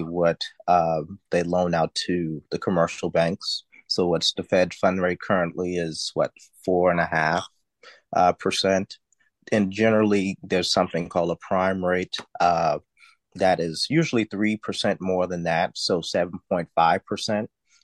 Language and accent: English; Charleston, South Carolina, United States; born and raised in Charleston, South Carolina